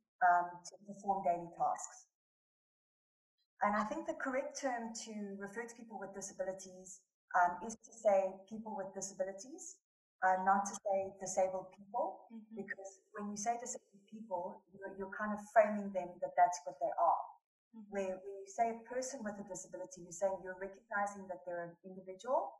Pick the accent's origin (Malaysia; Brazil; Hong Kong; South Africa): South Africa; Johannesburg, Gauteng; I was born and raised in Johannesburg, South Africa.